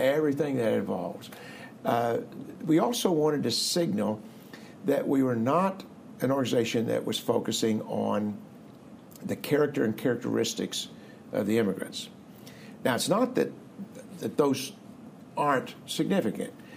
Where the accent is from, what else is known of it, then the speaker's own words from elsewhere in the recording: Marshfield, Missouri, United States; moved away as an adult; also born or lived in Columbia, Missouri / Grand Rapids, Michigan / Cincinnati, Ohio / Dallas, Texas; I grew up in the Missouri Ozarks, not all that far away, uh, near Springfield, little town of Marshfield, Missouri, uh, 2,500 people